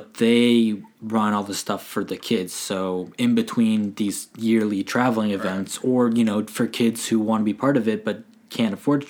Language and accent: English; Ontario, Canada; now in Nova Scotia, Canada; as someone growing up in Ontario